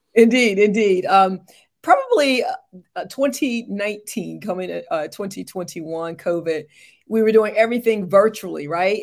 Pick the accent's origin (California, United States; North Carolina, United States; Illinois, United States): North Carolina, United States; Morehead City; moved away as an adult; also born or lived in Charlotte, North Carolina / Little Rock, Arkansas; I hail from Morehead City, North Carolina, East Coast girl